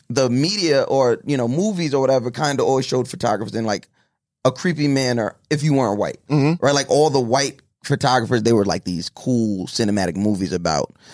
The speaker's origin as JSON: {"language": "English", "region": "New York", "country": "United States", "tie": "born or raised there", "said": "especially growing up on Long Island, I would see black photographers"}